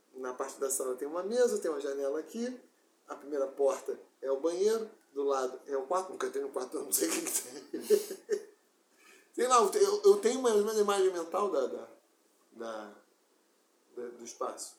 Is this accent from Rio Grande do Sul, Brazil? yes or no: no; Rio de Janeiro, Brazil; also born or lived in Seropédica / Botafogo; a casa onde eu me criei em Campo Grande, onde eu morei nos meus quatro, até meus 17